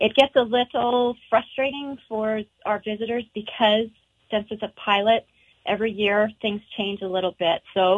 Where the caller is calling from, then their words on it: Montana, United States; I'm calling from Glacier National Park, where we've got a foggy, rainy day.